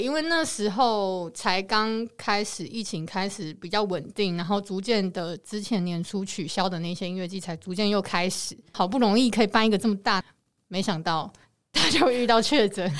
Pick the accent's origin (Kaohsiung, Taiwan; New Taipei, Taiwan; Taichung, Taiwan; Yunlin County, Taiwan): New Taipei, Taiwan; 我是新北人